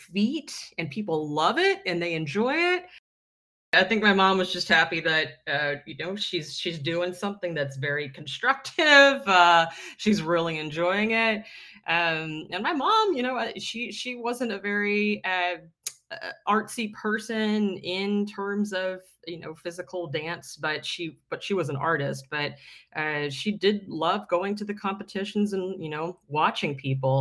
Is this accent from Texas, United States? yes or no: yes; Fort Worth, Texas, United States; I grew up in Fort Worth, Texas, which is, it's not Dallas.